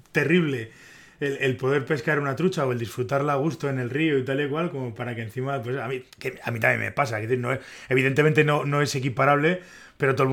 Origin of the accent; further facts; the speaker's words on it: La Seca de Alba, Castile and León, Spain; Soy, soy de la seca.